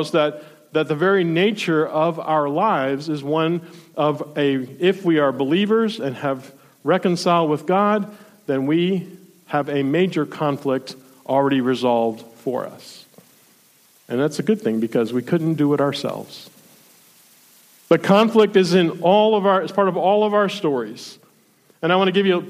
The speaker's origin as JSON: {"language": "English", "region": "South Florida", "country": "United States", "tie": "born or raised there", "moved": "yes", "lives_now": "Ohio, United States", "said": "I grew up in South Florida"}